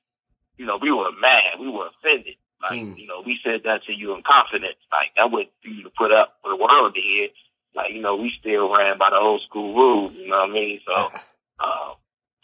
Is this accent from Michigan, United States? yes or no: no; Alexandria, Virginia, United States; moved away as an adult; also born or lived in Fairfax, Virginia / Reston, Virginia / North Carolina; I grew up mostly in Alexandria, and I went to high school in Reston